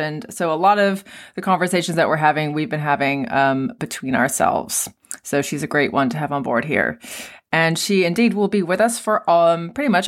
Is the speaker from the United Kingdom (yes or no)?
no; Canada; in Canada where I'm from.